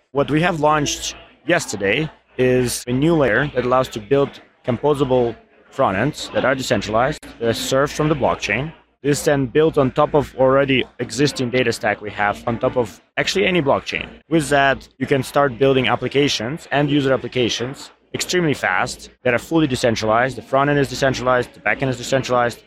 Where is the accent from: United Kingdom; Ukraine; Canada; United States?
Ukraine; moved away; I'm actually from Ukraine.